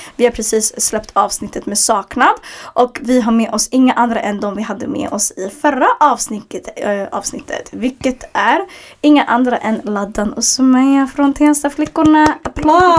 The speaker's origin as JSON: {"language": "Swedish", "town": "Stockholm", "region": "Stockholm County", "country": "Sweden", "tie": "born or raised there", "said": "En förort jag växte upp i, Hagsätra, det är en förort i södra Stockholm"}